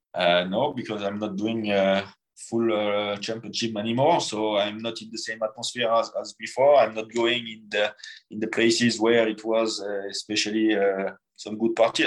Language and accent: English; France; born or raised there